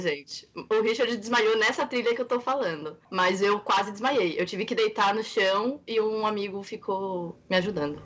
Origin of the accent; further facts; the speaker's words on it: São Paulo, Brazil; um deles eu sei que é ser paulista